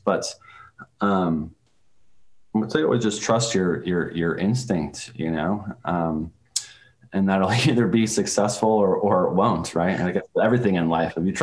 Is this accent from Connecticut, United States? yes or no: no; Saratoga Springs, New York, United States; my hometown of Saratoga Springs, New York, in upstate New York